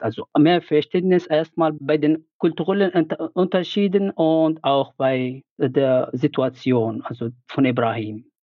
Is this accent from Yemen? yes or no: yes; Yemen; moved away as an adult; now in Germany; aus dem Jemen. Ich kam mhm. hier vor sieben Jahren als Student nach Deutschland.